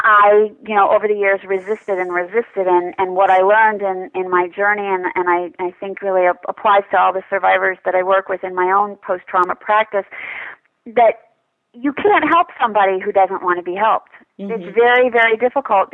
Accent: New York City, New York, United States; moved away; I'm from New York City, so a club kid sort of girl.

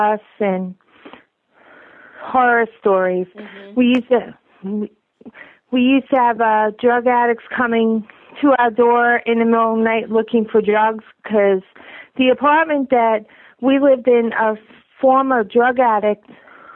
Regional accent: Long Island, New York, United States; I grew up on Long Island, New York

